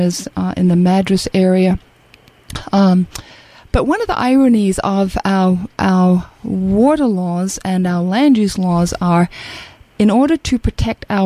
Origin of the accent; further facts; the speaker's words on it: Australia; moved away as an adult; now in United States; growing up in Australia in an arid climate and experiencing drought